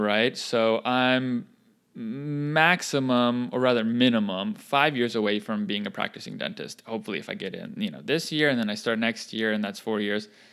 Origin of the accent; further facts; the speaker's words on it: North Carolina, United States; In my home state, In the city of Apex, which is a suburb of Raleigh